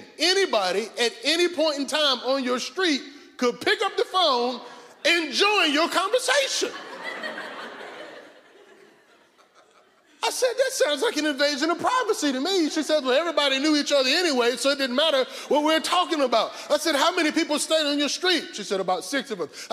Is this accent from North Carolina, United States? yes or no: yes; North Carolina, United States; we grew up in North Carolina